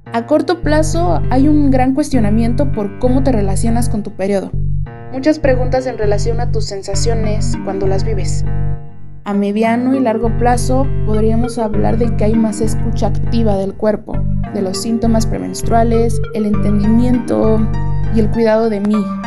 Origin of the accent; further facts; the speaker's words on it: Ciudad Nezahualcóyotl, State of Mexico, Mexico; tengo 20 años y soy de Ciudad Nezahualcóyotl